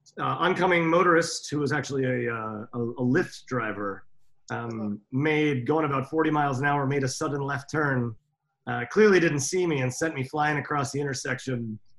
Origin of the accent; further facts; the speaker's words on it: New York City, New York, United States; I growing up in New York City restaurants and working around Europe, not just in Finland